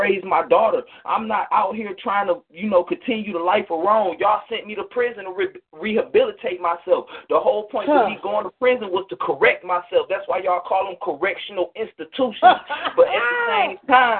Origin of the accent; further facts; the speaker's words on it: Detroit, Michigan, United States; now in Georgia, United States; I'm calling from Georgia. I'm from Detroit